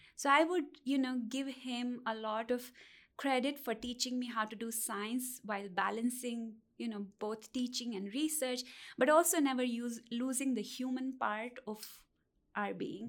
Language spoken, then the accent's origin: English; India; moved away as an adult; I'm originally from India